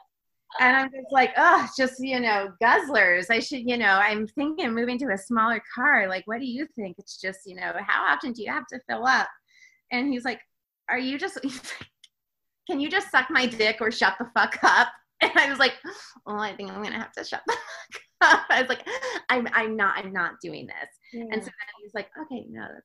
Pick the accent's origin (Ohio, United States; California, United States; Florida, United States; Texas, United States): Florida, United States; moved away; I am from Florida